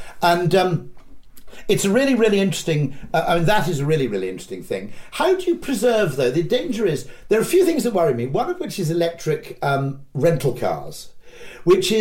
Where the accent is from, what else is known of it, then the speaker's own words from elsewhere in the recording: United Kingdom; as a Brit